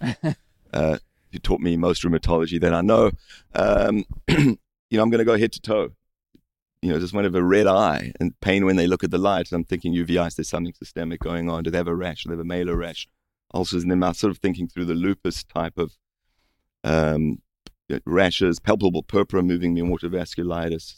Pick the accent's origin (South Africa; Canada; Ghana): South Africa; moved away; I grew up in South Africa